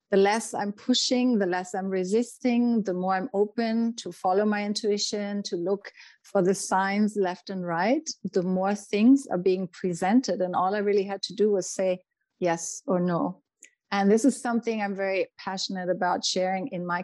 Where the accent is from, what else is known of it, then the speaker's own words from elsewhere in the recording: Germany; moved away; When I went to my first yoga classes, I remember you know, I came from Germany and, you know, the German mentality is very much about making things happen.